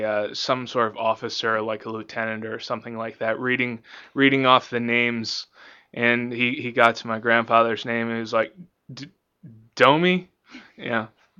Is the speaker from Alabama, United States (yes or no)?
no; Virginia, United States; moved away as an adult; now in Pennsylvania, United States; not originally. I'm from Virginia.